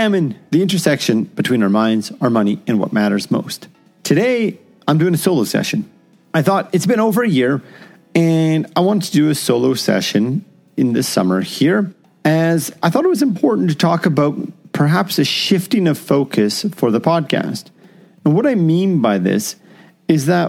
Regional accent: Canada; as a Canadian

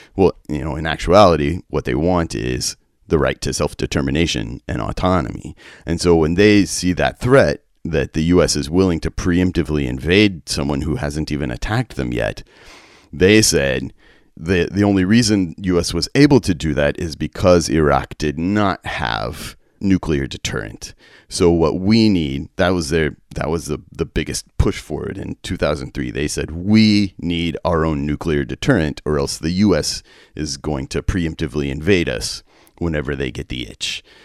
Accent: West Texas, United States; I grew up in West Texas

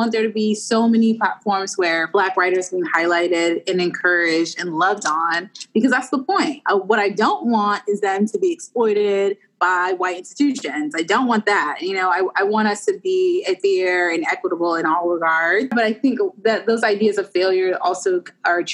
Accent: Washington, District of Columbia, United States; moved away; I'm from Washington, D.C. originally

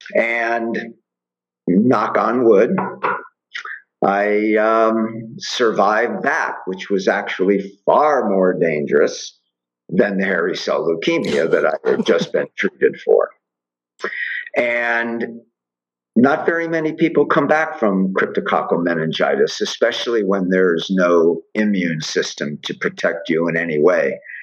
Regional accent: Miami, Florida, United States; growing up in Miami and working on Miami Beach for years

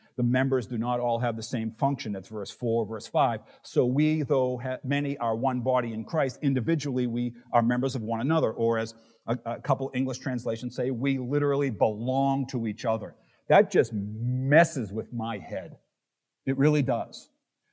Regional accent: Boston, Massachusetts, United States; moved away; I'm from Boston.

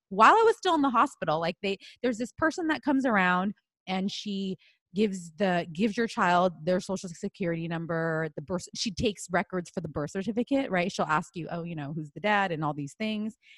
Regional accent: United States; I'm Chinese American.

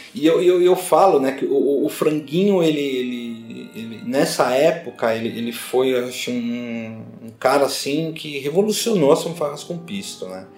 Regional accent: São Paulo, Brazil; eu sou aqui do bairro de Pirituba, nasci aqui no bairro de Pirituba

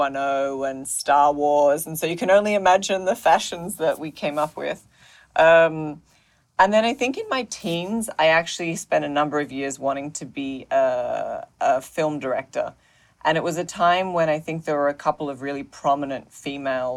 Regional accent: Australia; now in New York City, United States; I grew up in Australia. So, I live in New York City now, but did not grow up in New York City.

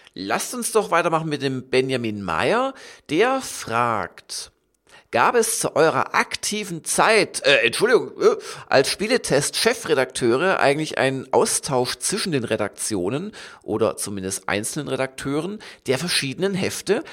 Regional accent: Southern Germany, Germany; ich komme ja auch aus Süddeutschland

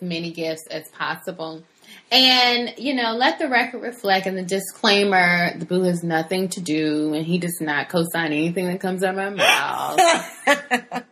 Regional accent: Florida, United States; I'm from Florida

